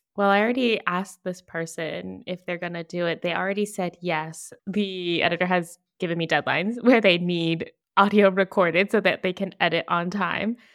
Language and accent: English; Virginia, United States; now in Toledo, Spain; I'm originally from Virginia, but based in Toledo, Spain